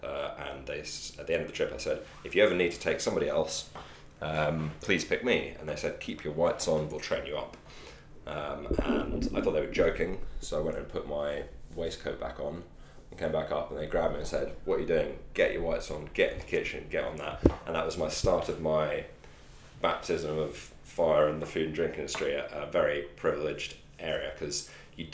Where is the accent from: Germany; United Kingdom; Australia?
United Kingdom; Scotland; moved away; also born or lived in London; I'm from Scotland originally